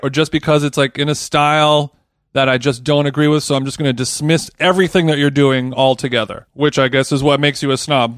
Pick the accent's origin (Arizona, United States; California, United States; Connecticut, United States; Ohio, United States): California, United States; Southern; I was from Southern California